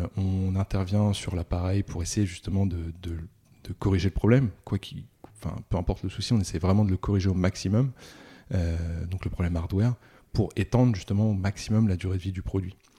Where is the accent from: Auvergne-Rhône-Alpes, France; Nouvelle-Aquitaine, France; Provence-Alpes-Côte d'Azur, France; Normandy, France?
Normandy, France; Rouen; je suis né à Rouen